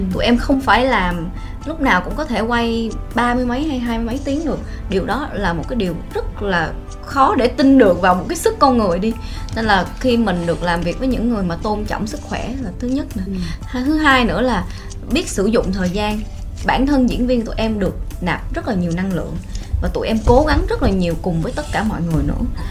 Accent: Vietnam; mình là người Việt Nam

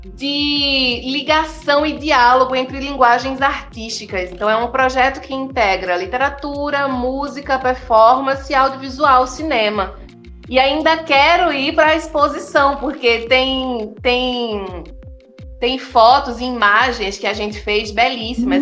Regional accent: Recife, Pernambuco, Brazil; eu fui criada em Jardim Baixo, no berço do brega e do brega funk

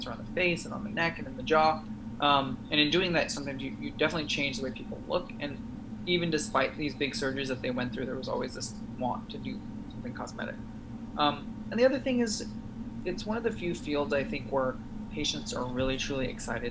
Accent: San Francisco Bay Area, California, United States; I'm from the San Francisco Bay Area.

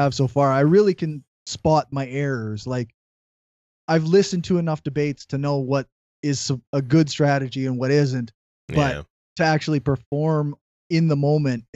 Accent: Saskatchewan, Canada; also born or lived in Regina; I'm from Saskatchewan. I currently live in Regina, which is the capital of Saskatchewan.

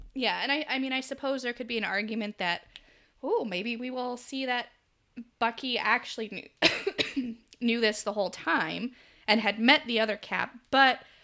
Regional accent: United States; accent: American; my American accent

